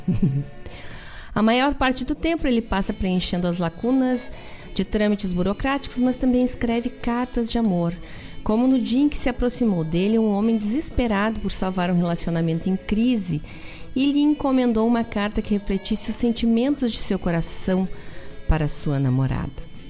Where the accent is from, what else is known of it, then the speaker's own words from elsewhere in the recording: the South, Rio Grande do Sul, Brazil; Nossa essência aqui do Sul